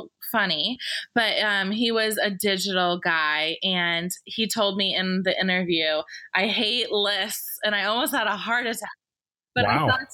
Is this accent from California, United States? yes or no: no; Atlanta, Georgia, United States; I definitely say Atlanta, but they question me sometimes because I don't have a huge Southern accent